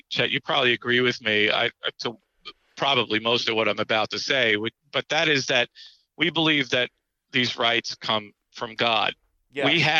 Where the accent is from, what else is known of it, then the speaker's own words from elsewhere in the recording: New York, United States; Being a New Yorker, I just, when his voice comes on, I just start yelling at the radio.